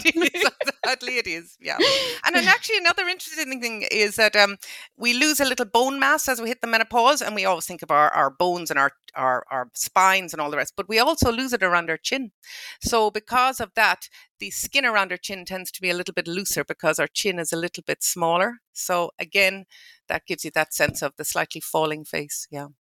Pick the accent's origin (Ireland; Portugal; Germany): Ireland; Ballinrobe, Connacht; I'm from Ballinrobe, and my parents from Ballinrobe, and my grandparents from Ballinrobe